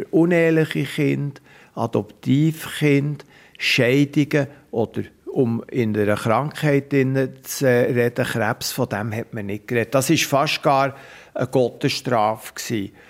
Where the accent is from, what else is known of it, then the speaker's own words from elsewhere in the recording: Geneva, Switzerland; born there; Ich bin eigentlich in Genf geboren worden und meine Eltern, die waren geheiratet, aber nicht miteinander.